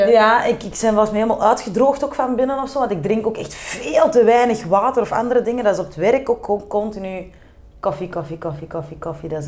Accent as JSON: {"language": "Dutch", "town": "Turnhout", "region": "Antwerp", "country": "Belgium", "accent": "Kempen", "said": "Gewoon putteke kempen. Turnhout, ik woon nu ook in het huis waar mijn papa altijd is opgevoed. Dus in het huis dat mijn grootvader nog heeft gebouwd. Eh, het centrum van Turnhout, lekker campen."}